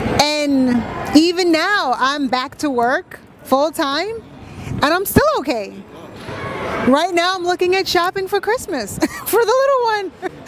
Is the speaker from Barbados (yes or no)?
yes; Barbados; I am from the Caribbean.